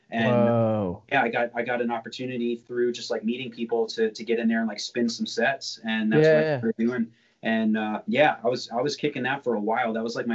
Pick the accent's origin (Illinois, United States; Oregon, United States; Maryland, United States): Maryland, United States; So I grew up in Maryland. Well, I grew up all over. I went to high school in Southern Maryland.